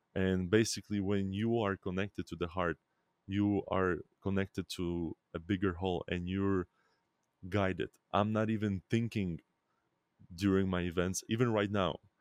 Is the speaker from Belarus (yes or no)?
yes; Belarus; I was born in Belarus